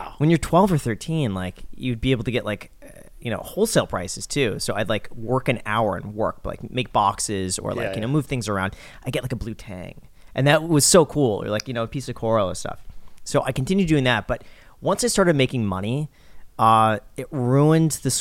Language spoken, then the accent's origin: English; Los Angeles, California, United States; I grew up in Los Angeles